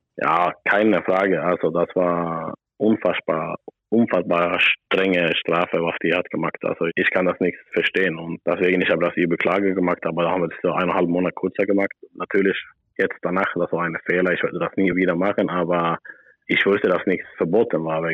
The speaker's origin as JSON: {"language": "German", "country": "Sweden", "also_born_or_lived": "Berlin", "second_language": "German", "moved": "as an adult", "said": "ich bin natürlich sehr glücklich und froh, dass ich wieder in Schweden bin"}